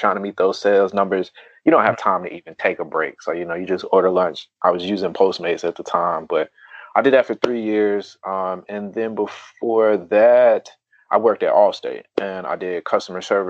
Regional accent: Charlotte, North Carolina, United States; also born or lived in Durham, North Carolina; I'm from Charlotte, North Carolina, originally from Durham, North Carolina. Moved down to Charlotte when I was in like third or fourth grade or something like

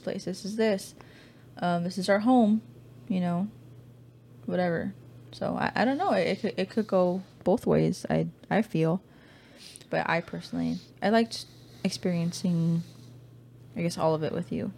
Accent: California, United States; moved away as an adult; also born or lived in Louisiana / Texas; we're from California

